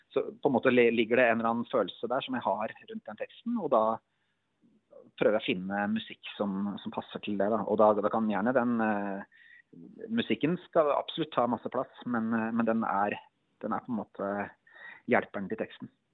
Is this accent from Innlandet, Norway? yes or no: yes; Elverum, Innlandet, Norway; jeg er en kar fra skogen, jeg er fra Elverum